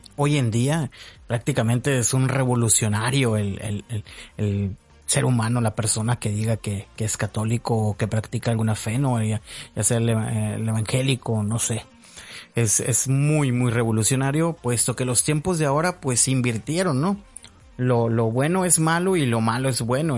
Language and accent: Spanish; Hermosillo, Sonora, Mexico; also born or lived in Zapopan, Jalisco; prácticamente ya soy de Hermosillo, Sonora, ¿no? Tengo ya muchísimo tiempo viviendo aquí. Mm, Nací en Zapopan, Jalisco, México. Y ahorita ya prácticamente toda mi vida la he hecho aquí en Hermosillo, Sonora, México